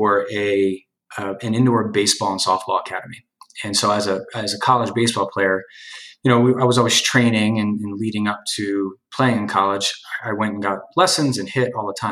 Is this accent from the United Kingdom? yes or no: no; New Jersey, United States; also born or lived in Hoboken, New Jersey; my hometown in New Jersey